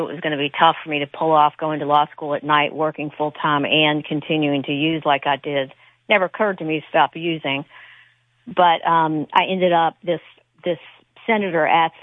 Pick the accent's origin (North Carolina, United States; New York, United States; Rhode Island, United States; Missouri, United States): North Carolina, United States; Greensboro; I grew up in Greensboro, North Carolina